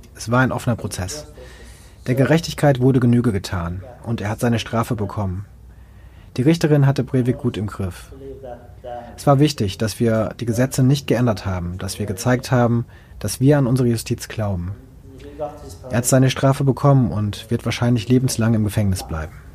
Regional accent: Finnmark, Norway; in Finnmark, wo ich herkomme, eine sehr niedrige Kriminalitätsrate.

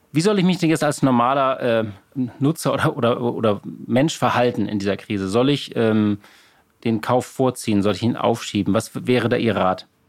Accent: Hamburg, Germany; als Hamburger

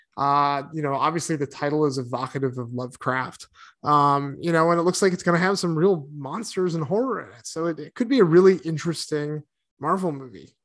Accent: East Coast, United States; moved away; I grew up on the East Coast

